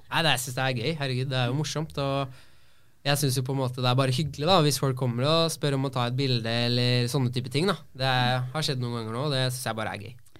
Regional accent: Oslo, Norway; also born or lived in Mysen, Indre Østfold; now in Fredrikstad, Norway; jeg er oppvokst på Ammerud

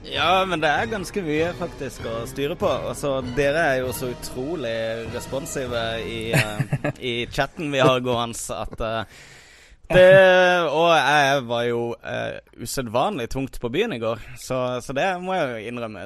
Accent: Kristiansand, Agder, Norway; moved away; jeg var hjemme i Kristiansand i sommer

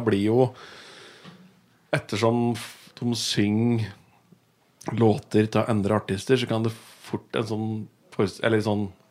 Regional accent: Raufoss, Innlandet, Norway; moved away as an adult; also born or lived in Bergen; Jeg vokste opp på Raufoss

